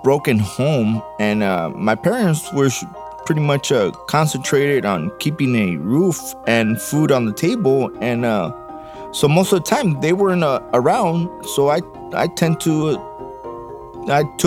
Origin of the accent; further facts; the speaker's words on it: Los Angeles, California, United States; I was born in East LA, but grew up in South